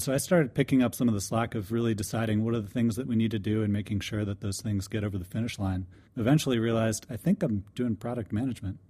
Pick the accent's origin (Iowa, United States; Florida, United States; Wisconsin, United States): Florida, United States; DeLand; I'm from DeLand, Florida.